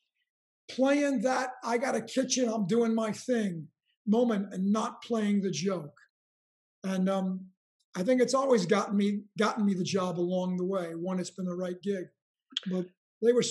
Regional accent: New York, United States; I grew up in New York.

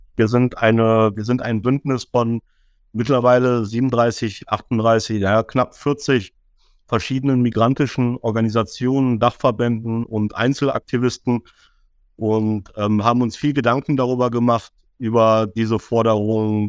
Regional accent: Düsseldorf, North Rhine-Westphalia, Germany; komme gebürtig aus Düsseldorf, bin 45 Jahre alt, bin in Deutschland geboren, habe nie woanders gelebt

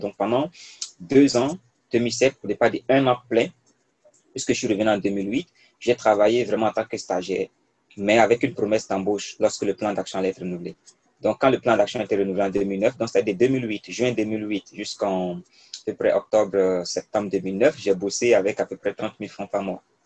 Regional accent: Côte d’Ivoire; first language Mooré; moved away as an adult; also born or lived in Bondoukou, Côte d'Ivoire / Ouagadougou, Burkina Faso; J'ai fait mon primaire dans une petite ville, euh, en Côte d'Ivoire, parce que je suis né en Côte d'Ivoire. Et après, j'ai fait une seconde C, une première C et un bac C dans un lycée à Bondoukou

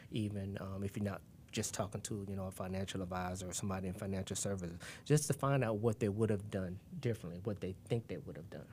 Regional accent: Tampa, Florida, United States; also born or lived in Gainesville, Florida; we're from Tampa, Florida, and moving to Gainesville, Florida during 1986

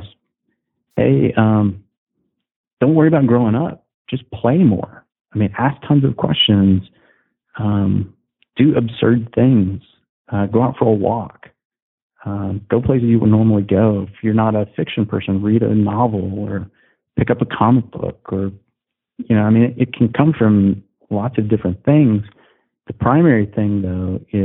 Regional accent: Southern Indiana, United States; I'm a Midwestern guy. So I'm from Southern Indiana

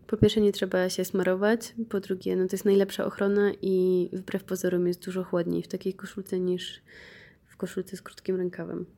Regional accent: Poland

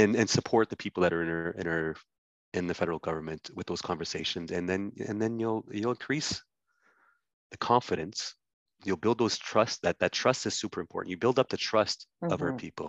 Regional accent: Ottawa, Ontario, Canada; I grew up in Ottawa, born and raised in Ottawa.

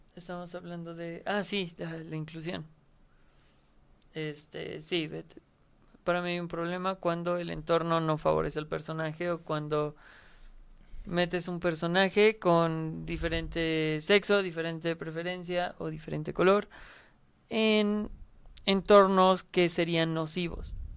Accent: Mexico

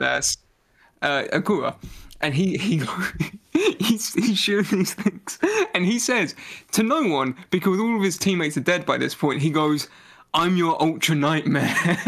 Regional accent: United Kingdom

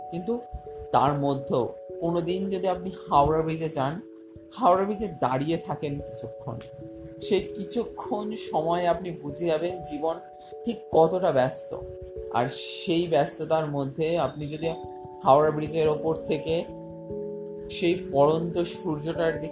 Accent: Belur, West Bengal, India; বললাম যথারীতি আমার বাড়ি বেলুড়ে

